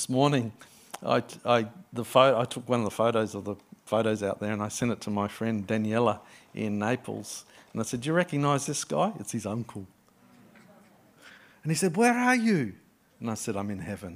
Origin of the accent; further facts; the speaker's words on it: Adelaide, South Australia, Australia; moved away as an adult; now in Sydney, Australia; This is my hometown. I was born in Adelaide. I grew up in Adelaide, not far from you guys. And I moved to Sydney